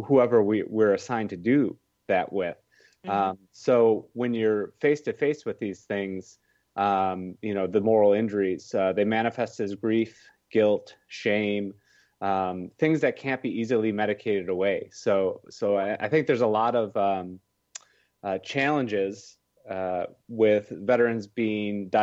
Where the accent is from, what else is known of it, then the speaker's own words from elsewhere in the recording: Wisconsin, United States; I'm from Wisconsin, so I went back to Wisconsin